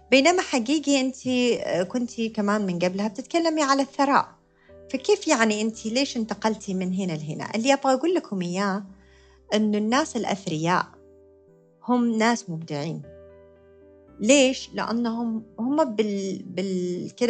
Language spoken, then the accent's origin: Arabic; United States; born there; زي ما قلت لكم أنا كنت مولودة بأمريكا فكانت الحديقة هناك